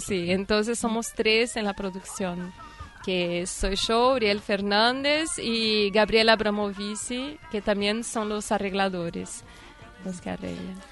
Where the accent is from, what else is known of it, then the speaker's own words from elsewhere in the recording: Goiânia, Goiás, Brazil; Spanish is a second language; moved away as an adult; also born or lived in France; now in Buenos Aires, Argentina; Yo soy del centro de Brasil. Cerca de Brasil se llama Goiânia.